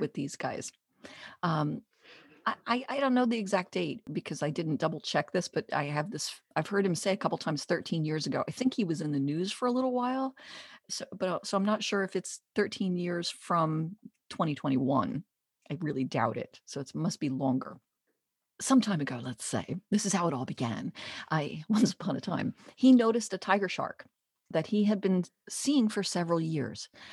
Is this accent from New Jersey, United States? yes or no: yes; Jersey Shore, New Jersey, United States; I'm from the Jersey Shore